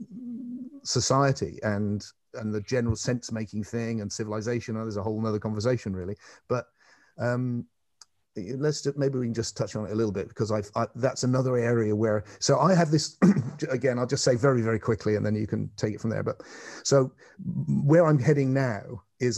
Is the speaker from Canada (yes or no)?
no; England, United Kingdom; I'm an Englishman